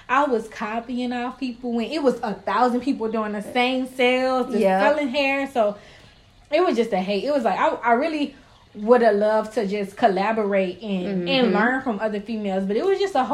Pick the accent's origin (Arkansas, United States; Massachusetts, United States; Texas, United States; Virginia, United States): Texas, United States; Houston; also born or lived in New Orleans, Louisiana; I'm from New Orleans, Louisiana. Yes, raised in Houston